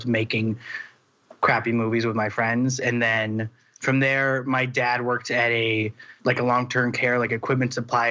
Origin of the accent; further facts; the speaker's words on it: Wisconsin, United States; moved away as an adult; now in Los Angeles, United States; I went to college. I went to Marquette University in Wisconsin. We're both from Wisconsin.